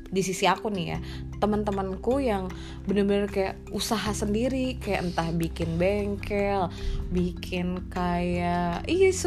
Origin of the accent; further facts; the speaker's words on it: Bogor, West Java, Indonesia; gue asalnya dari tanah Sunda anjay Rain City eh